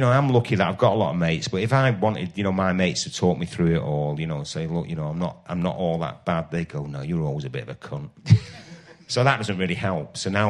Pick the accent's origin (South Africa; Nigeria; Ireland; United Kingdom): Ireland; And then a lot of it about, you know, about being Irish.